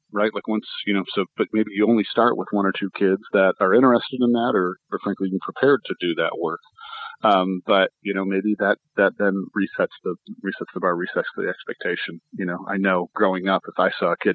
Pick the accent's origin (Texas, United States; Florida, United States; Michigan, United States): Michigan, United States; moved away; I'm originally from Michigan